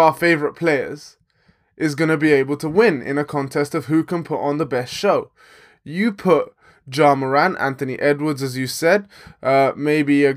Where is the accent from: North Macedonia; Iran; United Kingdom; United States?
United Kingdom; England